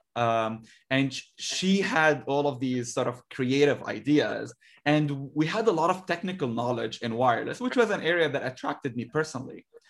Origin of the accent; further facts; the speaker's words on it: Lebanon; moved away as an adult; now in United States; I grew up in Lebanon